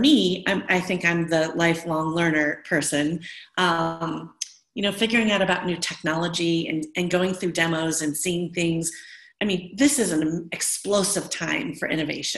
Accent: Midwest, United States; moved away; also born or lived in Alameda / Oakland; I'm from the Midwest.

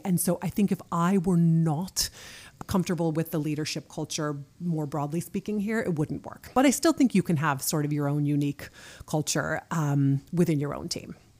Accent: United States; moved away as an adult; now in Norway; I'm American and I'm leading this team in Norway.

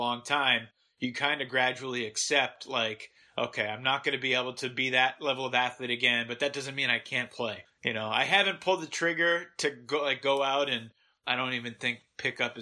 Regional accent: Massachusetts, United States; Growing up in Massachusetts

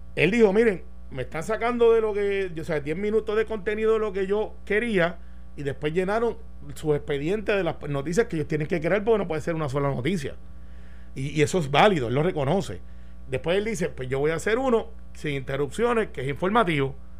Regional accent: Puerto Rico; como buen puertorriqueño

